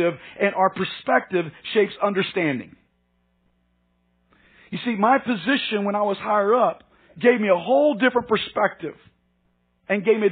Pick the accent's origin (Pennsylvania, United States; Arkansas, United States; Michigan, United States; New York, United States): Arkansas, United States; moved away as an adult; also born or lived in Dallas; I was born and raised in Arkansas